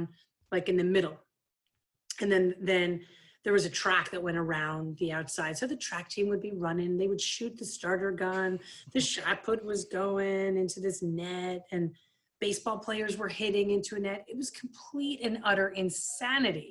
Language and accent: English; Bucks County, Pennsylvania, United States; moved away as an adult; now in West Hartford, United States; I'm from Bucks County, Pennsylvania.